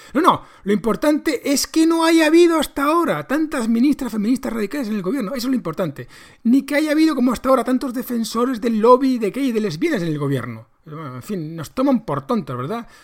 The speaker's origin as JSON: {"language": "Spanish", "country": "Spain", "said": "nos mete a todos los españoles"}